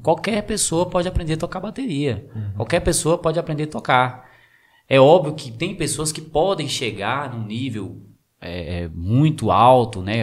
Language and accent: Portuguese; São Francisco, Brazil; Nasci aqui em São Francisco, criado aqui em São Francisco